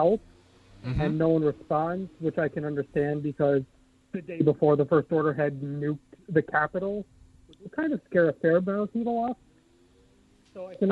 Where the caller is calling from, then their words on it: Torrington, Connecticut, United States; I'm calling from Connecticut.